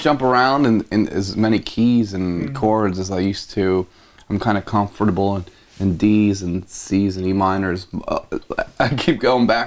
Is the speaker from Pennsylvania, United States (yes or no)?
yes; Philadelphia, Pennsylvania, United States; grew up in the suburbs, just outside of Philly, not like far suburbs